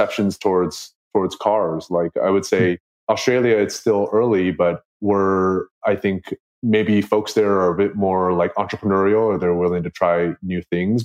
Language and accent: English; United States; I grew up here in America